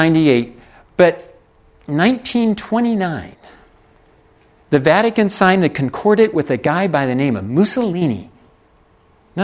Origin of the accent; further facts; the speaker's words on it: United States; I can use being an American.